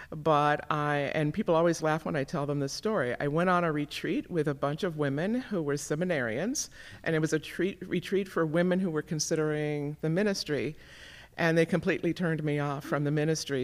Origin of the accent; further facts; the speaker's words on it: Gary, Indiana, United States; moved away as an adult; now in Minnesota, United States; I was raised primarily in Gary, Indiana